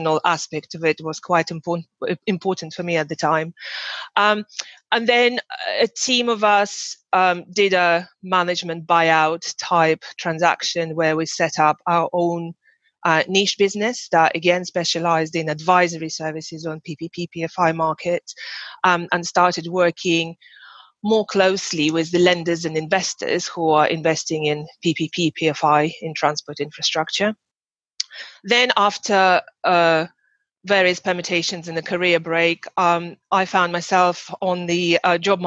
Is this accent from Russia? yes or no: yes; Russia; moved away as an adult; I'm from Russia originally, and I started my job there